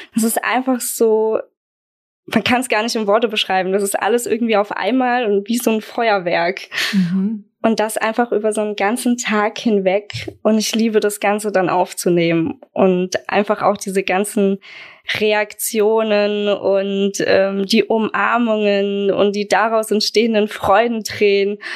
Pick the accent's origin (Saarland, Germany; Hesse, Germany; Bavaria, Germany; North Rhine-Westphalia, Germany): Bavaria, Germany; Aschaffenburg; Ich komme aus Aschaffenburg, bin 27 Jahre alt